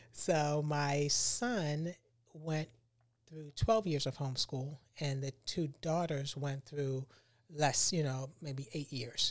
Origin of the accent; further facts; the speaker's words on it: Baltimore, Maryland, United States; moved away as an adult; now in Tampa, United States; I'm from Baltimore, Maryland